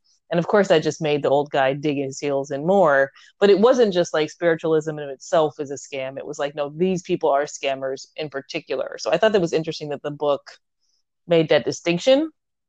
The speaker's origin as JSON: {"language": "English", "town": "Portland", "country": "United States", "tie": "born or raised there"}